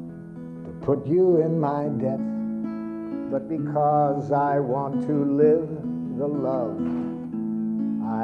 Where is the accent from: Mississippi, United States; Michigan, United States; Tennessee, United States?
Michigan, United States; Detroit; I was raised in Detroit